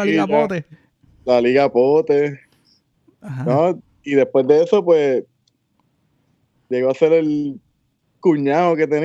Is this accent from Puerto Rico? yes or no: yes; Moca, Puerto Rico; No, yo soy de Moca.